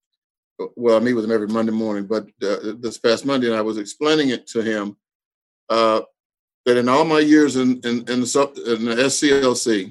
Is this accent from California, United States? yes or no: no; Texas, United States; I was born and raised in Texas